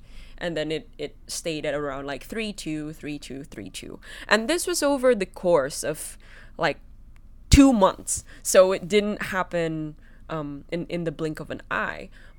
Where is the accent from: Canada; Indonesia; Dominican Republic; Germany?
Indonesia; Because I grew up in Indonesia, I grew up as a Chinese Indonesian, one of the things they prided the most was being white